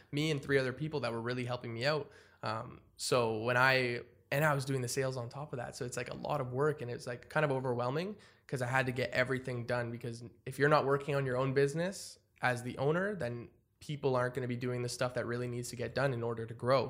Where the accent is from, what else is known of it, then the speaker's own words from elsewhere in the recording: Ottawa, Ontario, Canada; I'm from Ottawa